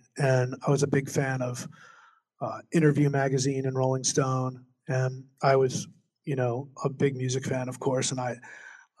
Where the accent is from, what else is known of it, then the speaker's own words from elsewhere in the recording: New Jersey, United States; I'm from New Jersey.